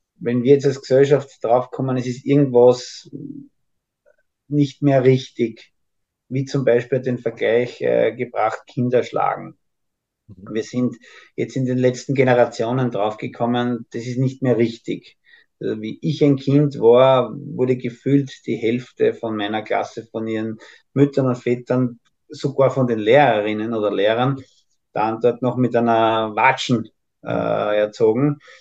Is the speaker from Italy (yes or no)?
no; Austria; als Österreicher